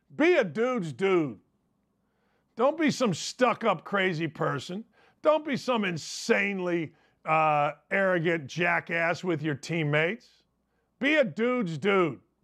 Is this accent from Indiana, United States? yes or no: yes; Merrillville, Indiana, United States; I grew up outside Chicago, Maryville, Indiana